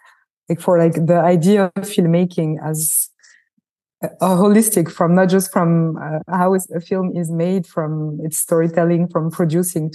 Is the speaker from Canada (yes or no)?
no; France; I was born in France. I was shaped also by a French and Francophone culture, first and foremost.